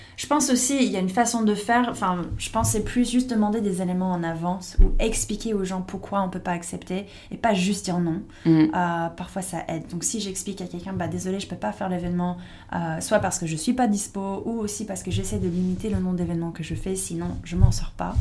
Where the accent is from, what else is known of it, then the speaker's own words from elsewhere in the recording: United States; French is a second language; moved away as an adult; now in France; j'étais américaine